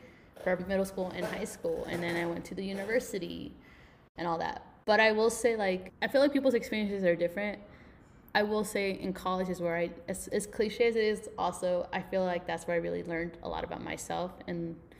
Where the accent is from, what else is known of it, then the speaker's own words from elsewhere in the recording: Salt Lake City, Utah, United States; I'm not from West Valley. I grew up in Glendale.